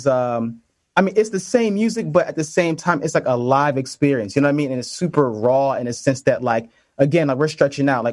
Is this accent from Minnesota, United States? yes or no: no; Connecticut, United States; also born or lived in New York City; I'm from Connecticut, and we kind of lived, not too far from each other